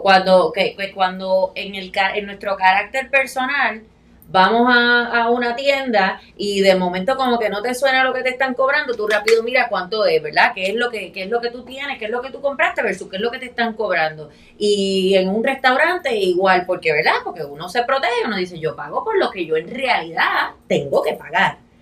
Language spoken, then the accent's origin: Spanish; Añasco, Puerto Rico; mi pueblo de Añasco